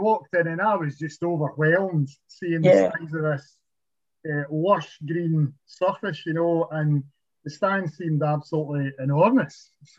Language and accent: English; Kilmarnock, Scotland, United Kingdom; I grew up in South Hamilton Street